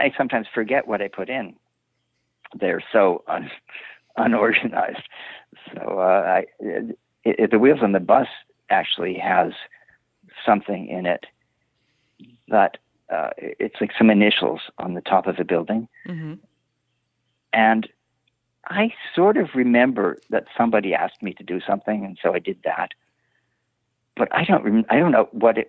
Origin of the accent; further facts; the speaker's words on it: Illinois, United States; also born or lived in Brooklyn Heights, New York; now in Brooklyn, United States; I grew up in Illinois